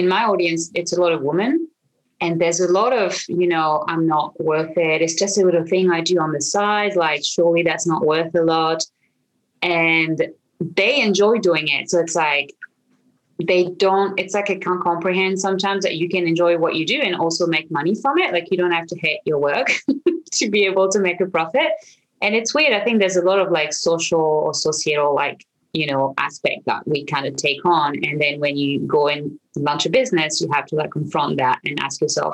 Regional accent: France; accent: French; English is a second language; now in Australia; I'm originally from France. You might hear this weird accent I have. Living in Australia

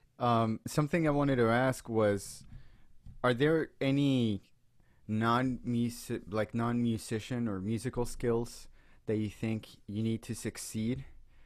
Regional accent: United States; Just because we're American, we can't.

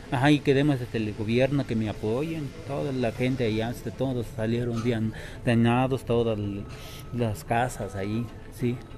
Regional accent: Huitzilan de Serdán, Puebla, Mexico; venimos, yo venimos de San Miguel del Progreso

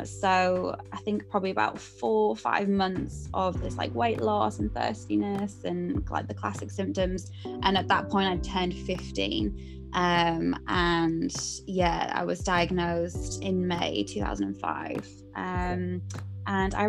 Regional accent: Durham, North East England, United Kingdom; moved away as an adult; now in British Columbia, Canada; I'm born and raised in Durham

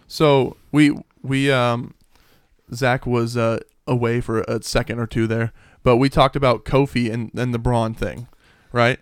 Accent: Hoquiam, Washington, United States; I'm from Hoquim

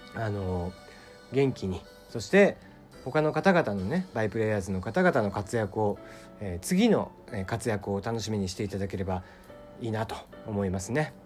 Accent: Kyushu, Japan; なんせ九州人なので

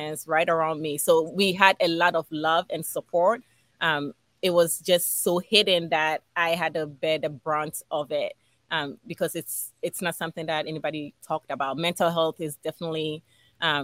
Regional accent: Accra, Greater Accra, Ghana; also born or lived in Philadelphia, United States; now in United States; I was born and raised in Ghana, West Africa

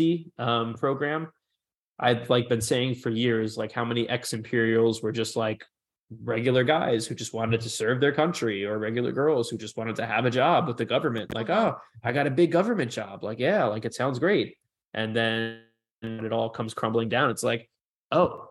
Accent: New York City, New York, United States; I'm a New Yorker. I'm not from Manhattan. I'm from one of the other boroughs

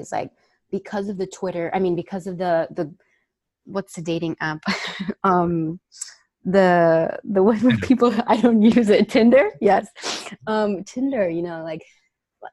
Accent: Miami, Florida, United States; I'm like from Miami

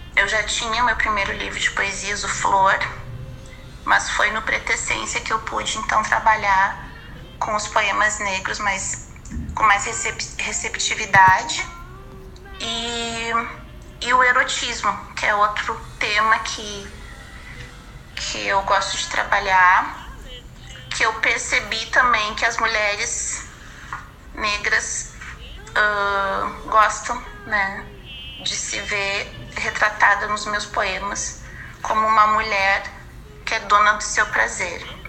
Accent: Porto Alegre, Rio Grande do Sul, Brazil; also born or lived in Rio de Janeiro; eu sou de Porto Alegre, mas eu morei um ano no Rio de Janeiro.

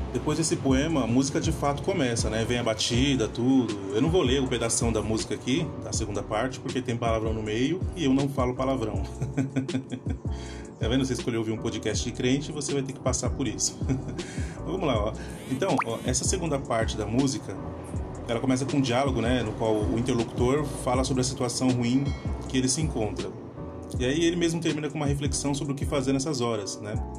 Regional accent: São Paulo, Brazil; born or raised there

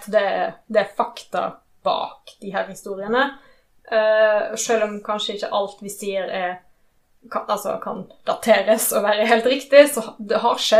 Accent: Rosendal, Vestland, Norway; accent: Western Norwegian dialect; Jeg har ve veldig utvanna vestlandsdialekt, men jeg er egentlig fra Rosendal. Uh, I Kvinnherad.

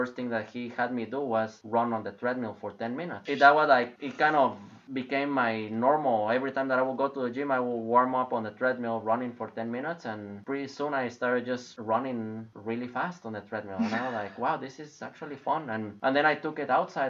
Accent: Guatemala; moved away; I'm originally from Guatemala.

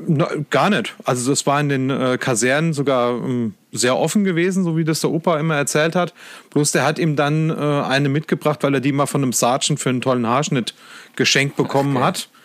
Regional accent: Lower Main, Bavaria, Germany; now in Saarland, Germany; wohnen tue ich im Saarland. Ähm, gebürtig komme ich aus Bayern, vom Untermain

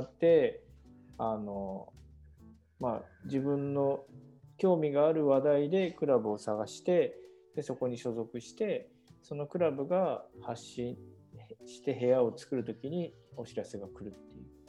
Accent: Kawagoe, Saitama, Japan; 僕はそもそもその川越生まれっていうのはありますけど

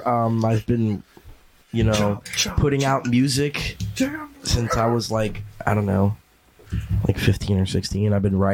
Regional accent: Marshalls Creek, Pennsylvania, United States; I am from Marshall's Creek.

